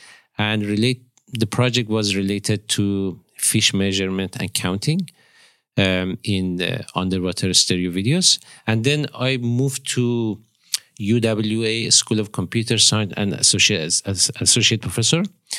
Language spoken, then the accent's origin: English; northeast Iran, Iran; born there; English is a second language; moved away as an adult; also born or lived in Tehran; Actually, I was born in Iran.